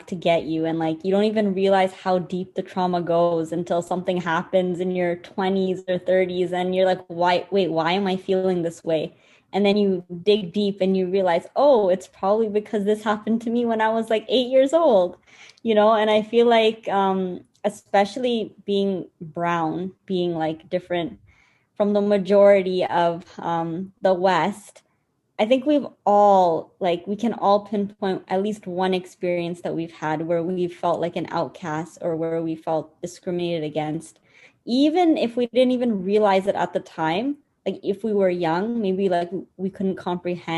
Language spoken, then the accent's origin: English; Canada; to be brown growing up in Canada and the kind of experiences that we've gone through